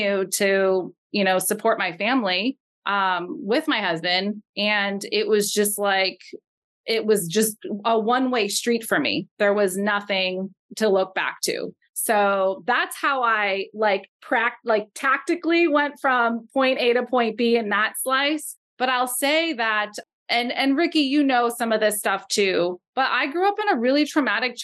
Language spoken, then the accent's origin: English; Los Angeles, California, United States; now in Portland, United States; where I grew up in Los Angeles